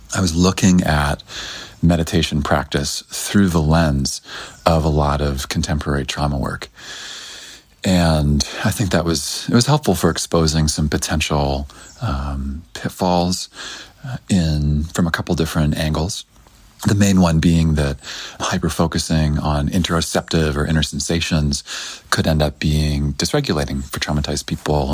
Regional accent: Canada; I'm from Canada originally.

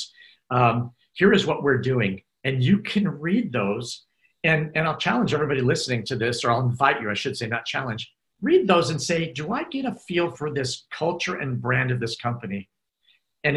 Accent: United States; Being an American

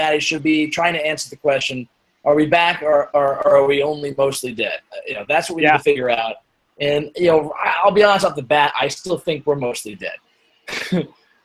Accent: Cleveland, Ohio, United States; I'm from Cleveland.

